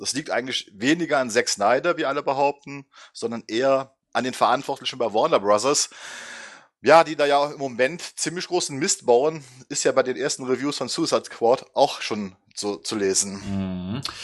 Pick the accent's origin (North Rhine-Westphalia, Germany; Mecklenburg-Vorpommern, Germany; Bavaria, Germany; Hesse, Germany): North Rhine-Westphalia, Germany; Düsseldorf; also born or lived in Oberwinter am Rhein; now in Oberwinter, Germany; Ähm, wohnhaft in Oberwinter am Rhein, in der Nähe von Bonn. Schon immer Rheinländer gewesen Gebürtig aus Düsseldorf